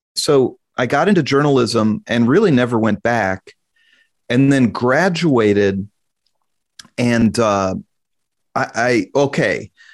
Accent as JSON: {"language": "English", "town": "Kansas City", "region": "Missouri", "country": "United States", "tie": "born or raised there", "said": "born and raised in Kansas City"}